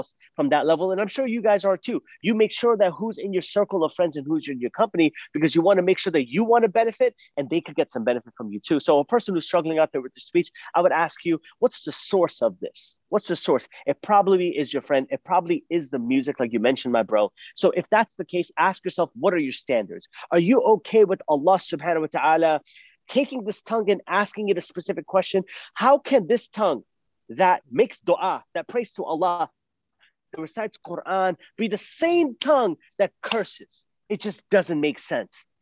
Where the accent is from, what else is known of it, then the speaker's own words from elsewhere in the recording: Phoenix, Arizona, United States; I'm from Phoenix, Arizona